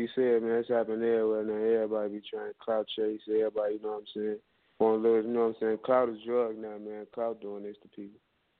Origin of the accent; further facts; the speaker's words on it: Chicago, Illinois, United States; accent: southern; moved away; also born or lived in Atlanta; I'm from Chicago, bro.